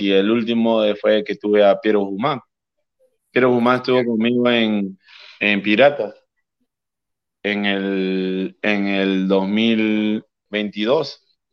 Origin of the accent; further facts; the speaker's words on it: Callao, Peru; yo soy del Callao